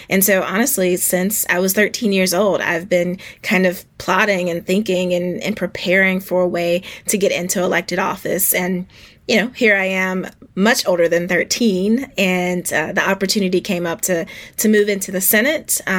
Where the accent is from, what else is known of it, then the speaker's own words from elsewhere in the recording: Spartanburg, South Carolina, United States; I saw what was then our very first black mayor in my hometown of Spartanburg, South Carolina.